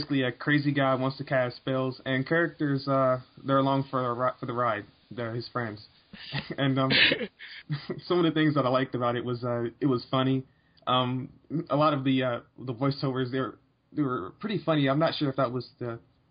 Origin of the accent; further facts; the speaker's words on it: United States; being an American